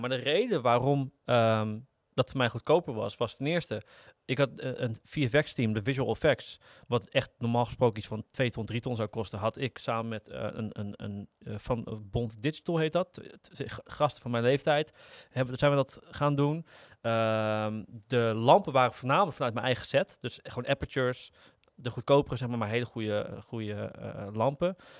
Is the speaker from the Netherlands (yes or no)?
yes; Netherlands; Als Nederlanders